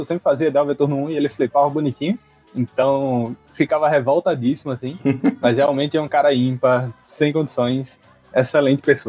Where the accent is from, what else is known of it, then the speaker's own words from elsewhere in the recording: Natal, Rio Grande do Norte, Brazil; Sou de Natal, Rio Grande do Norte